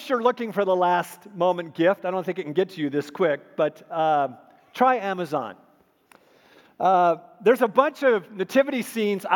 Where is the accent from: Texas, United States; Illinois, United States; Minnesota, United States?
Minnesota, United States; moved away; I grew up in Minnesota